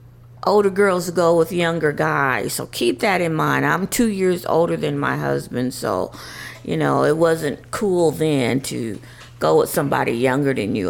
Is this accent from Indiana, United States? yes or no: yes; Indianapolis, Indiana, United States; we're from Indianapolis. My husband is from Indianapolis by way of St. Louis, Missouri. He gonna tell you that right off. He was born in St. Louis, so we gotta give St. Louis its props. But I lived in Indianapolis, Indiana